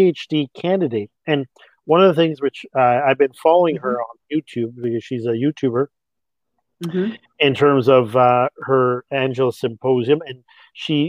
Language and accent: English; Canada; also born or lived in France; in Canada, we are a country of immigrants